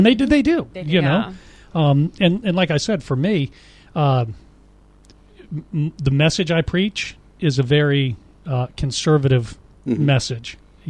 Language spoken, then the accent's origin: English; Haiti; I was raised in Haiti, right? Okay. Live there, speak the language fluently